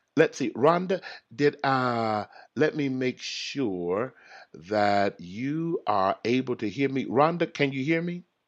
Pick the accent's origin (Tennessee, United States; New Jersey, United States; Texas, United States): Texas, United States; I'm from Texas